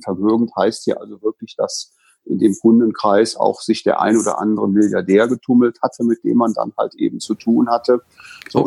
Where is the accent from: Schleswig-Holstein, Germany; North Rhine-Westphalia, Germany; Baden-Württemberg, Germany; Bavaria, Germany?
North Rhine-Westphalia, Germany; Bonn; gebürtig aus dem Rheinland in Bonn geboren